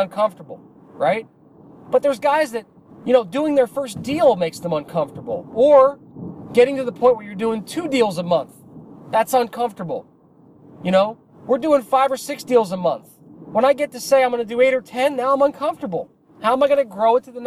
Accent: New Jersey, United States; I'm from New Jersey

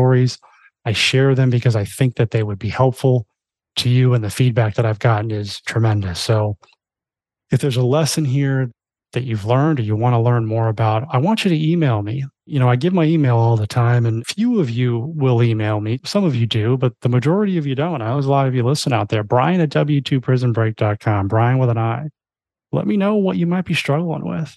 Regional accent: Florida, United States; moved away; I grew up in Florida my whole life

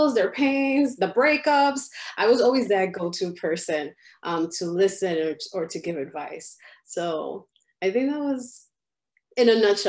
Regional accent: Chicago, Illinois, United States; And by different, I mean, my parents are from the Dominican Republic. And so here, I'm from Chicago.

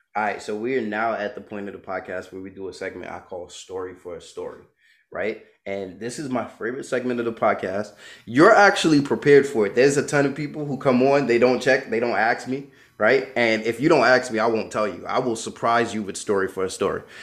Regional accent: New York, United States; moved away; I'm from Brooklyn. My mom's from Barbados, right? Everybody with me got a Brooklyn mentality

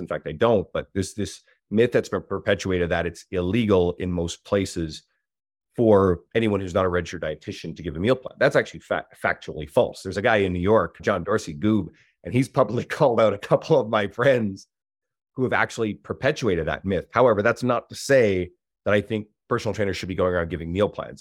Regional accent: Newfoundland and Labrador, Canada; now in Edmonton, Canada; I'm originally from the East Coast, Newfoundland. I moved to Edmonton, Alberta

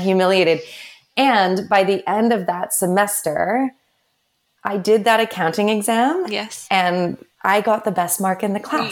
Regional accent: Vancouver, British Columbia, Canada; I'm from Vancouver originally

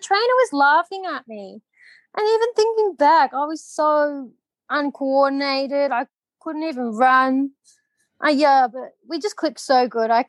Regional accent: Australia; moved away as an adult; now in Phuket, Thailand; I grew up doing shows in Australia. We travel Australia. I live in a caravan

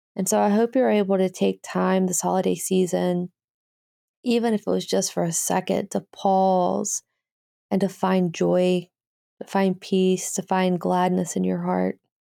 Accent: Birmingham, Alabama, United States; Birmingham, Alabama is where I'm from

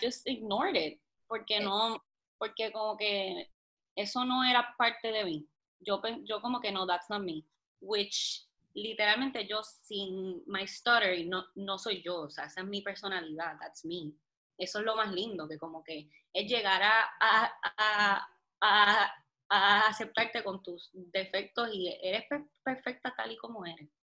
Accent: Puerto Rico; soy de Puerto Rico

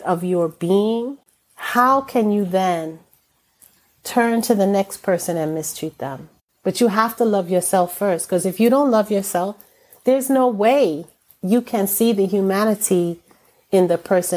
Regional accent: United States; I am American born of Caribbean descent

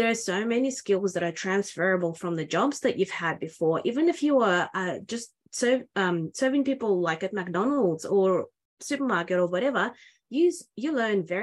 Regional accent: Australia; I'm from Australia

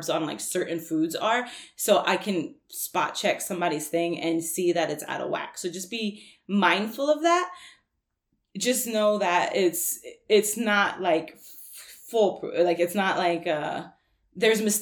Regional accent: New York, United States; I'm from New York

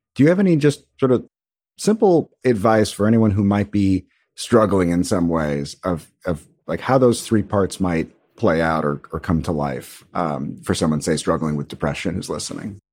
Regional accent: New York City, New York, United States; I grew up in Brooklyn, New York

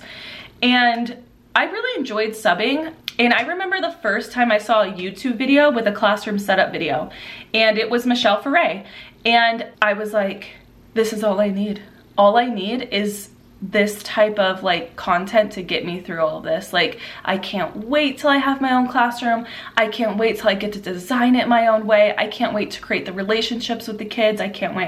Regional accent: Southern California, United States; the location I was in Southern California, in my hometown

